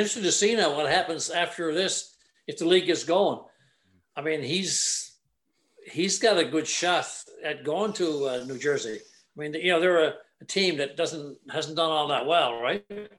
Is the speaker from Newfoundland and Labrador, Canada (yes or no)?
yes; Corner Brook, Newfoundland and Labrador, Canada; I'm a Bayman. I'm from Corner Brook. Yeah. I grew up in Curling, which is part of Corner Brook now. And I was born on Pete Reese Crossing, actually. I moved in up when I was 5 years old. But we were always Bayman.